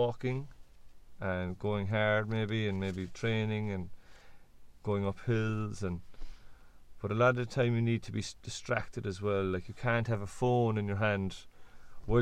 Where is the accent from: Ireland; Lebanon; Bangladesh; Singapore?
Ireland; Cork, Munster; I'm from the Loch. We're more or less from the Loch, let's say. The Loch would be a big part of Cork